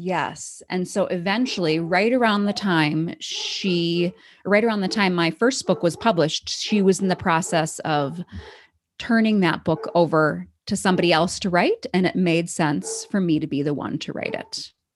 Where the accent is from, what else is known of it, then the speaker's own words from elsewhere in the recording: Wisconsin, United States; moved away as an adult; also born or lived in Syracuse / Taiwan; now in Denver, United States; I grew up in Wisconsin